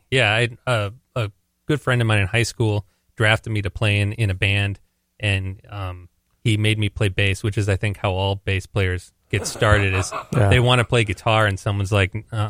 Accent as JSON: {"language": "English", "town": "Winona", "region": "Minnesota", "country": "United States"}